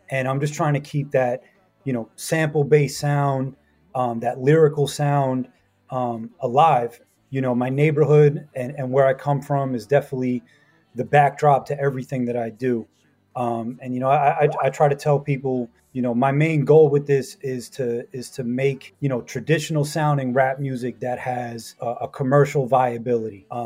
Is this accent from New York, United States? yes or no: yes; Queens, New York, United States; Uh, so Rockaway Beach is actually a section in Queens. Um, you know, I always say it's it's it's Queens, but not really. It's kind of Queens by a technicality because we're isolated.